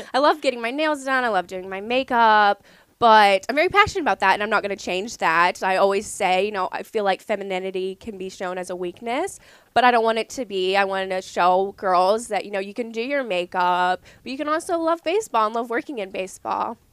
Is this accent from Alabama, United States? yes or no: no; southern Ohio, United States; moved away as an adult; also born or lived in Lexington, Kentucky; now in Portland, Maine, United States; I'm originally from southern Ohio in the middle of nowhere